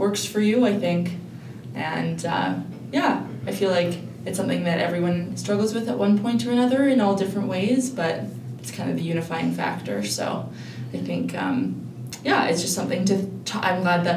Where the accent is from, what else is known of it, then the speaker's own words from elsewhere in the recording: Edmonton, Alberta, Canada; also born or lived in Jasper; I'm originally from Edmonton, so I went to undergrad here